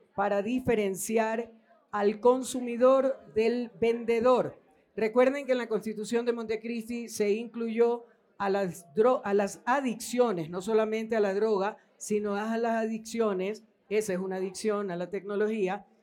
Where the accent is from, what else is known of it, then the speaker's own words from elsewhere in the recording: Ecuador; todos somos ecuatorianos